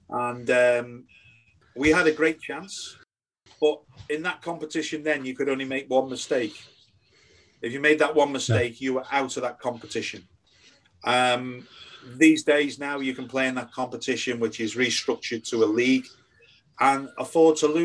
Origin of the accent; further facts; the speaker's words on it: United Kingdom; you thought they had the same sort of passion as what you had as a as a Brit.